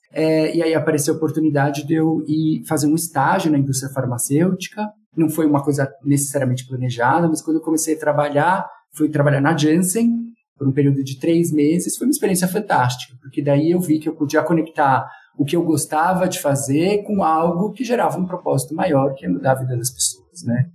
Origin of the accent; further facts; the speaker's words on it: São Paulo, Brazil; eu sou aqui de São Paulo